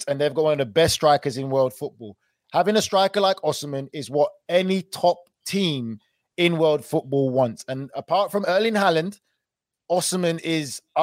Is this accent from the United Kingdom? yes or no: yes; England, United Kingdom; I'm from England